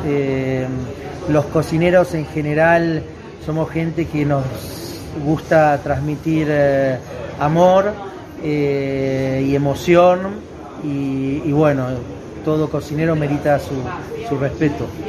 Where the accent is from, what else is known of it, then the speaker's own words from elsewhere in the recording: Argentina; also born or lived in southern France; now in France; mi tierra, Argentina